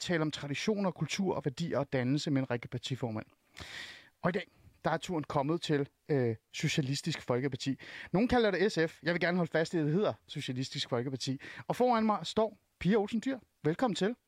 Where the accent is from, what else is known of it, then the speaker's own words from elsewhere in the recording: Iran; now in Denmark; Men jeg kommer jo oprindeligt fra Iran